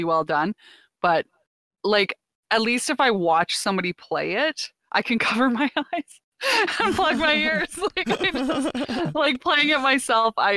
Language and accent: English; Canada; As a Canadian